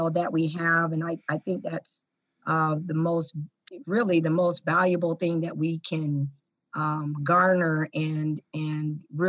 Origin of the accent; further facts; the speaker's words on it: Tacoma, Washington, United States; the inner city of Tacoma and Hilltop, where I was born and raised